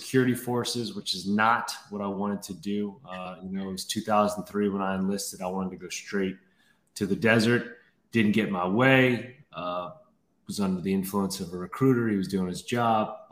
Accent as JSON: {"language": "English", "town": "New Orleans", "region": "Louisiana", "country": "United States", "tie": "born or raised there", "moved": "as an adult", "said": "I grew up in New Orleans. That's where I'm from, born and raised."}